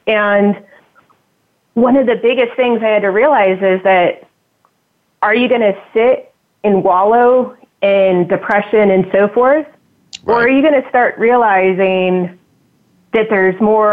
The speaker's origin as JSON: {"language": "English", "country": "United States", "tie": "born or raised there", "said": "I grew up right outside Washington, D.C. area, about 10 miles on the eastern side"}